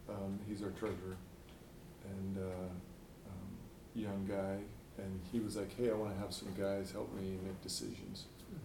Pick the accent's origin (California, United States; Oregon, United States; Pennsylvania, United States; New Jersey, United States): Oregon, United States; Central Oregon.